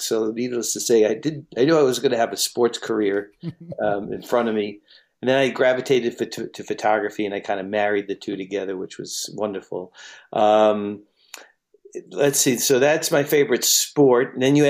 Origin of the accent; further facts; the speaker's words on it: New York City, New York, United States; moved away as an adult; also born or lived in Massachusetts / Los Angeles; I was a big Mets fan growing up in Brooklyn.